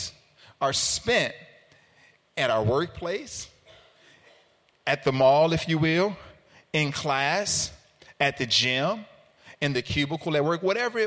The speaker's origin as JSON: {"language": "English", "town": "Chicago", "region": "Illinois", "country": "United States", "tie": "born or raised there", "also_born_or_lived": "Carbondale", "said": "I'm from Chicago, but I went downstate for school"}